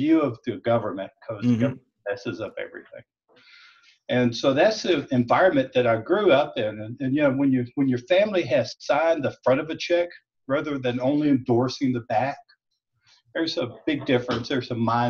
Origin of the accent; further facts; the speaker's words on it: South Mississippi, United States; now in Nashville, United States; I grew up in South Mississippi.